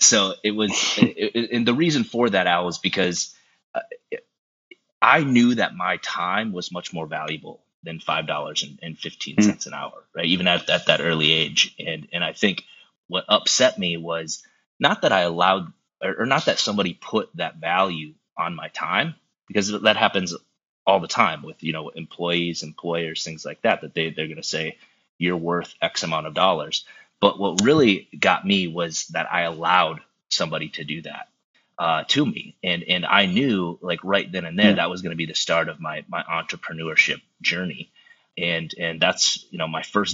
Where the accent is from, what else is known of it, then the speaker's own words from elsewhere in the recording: South Dakota, United States; now in Minneapolis, United States; growing up in South Dakota, it wasn't like I had a lot of options to get around people. I grew up in a town of 900 people